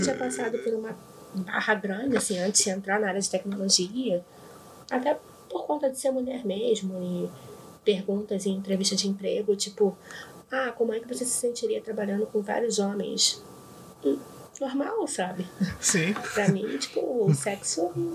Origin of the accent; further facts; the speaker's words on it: Rio de Janeiro, Brazil; Eu sou do Rio